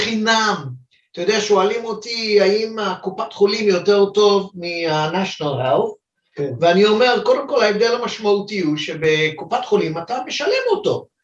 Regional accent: China; now in Israel; אני יליד סין, אז אני יודע מה זה התרבות הזאת

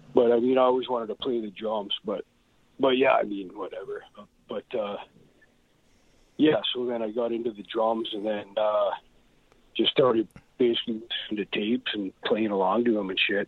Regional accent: Edmonton, Alberta, Canada; being a little kid in Edmonton

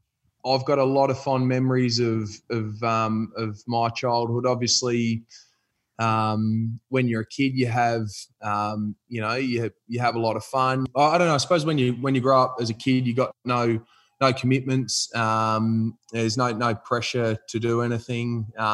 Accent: Findlay, Ohio, United States; I reckon when you come from the country, you get you're pretty fond of where you grew up and where I grew up, Findlay, which you've got family ties to.

